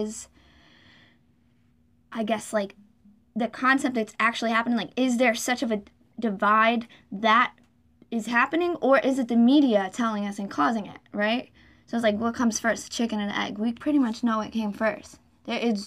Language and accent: English; Philadelphia, Pennsylvania, United States; moved away; I grew up in Philly, too. So I have all my family back there.